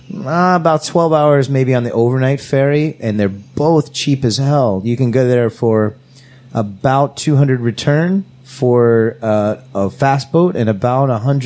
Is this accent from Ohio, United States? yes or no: yes; Cincinnati, Ohio, United States; now in South Korea; I'm from Cincinnati, Ohio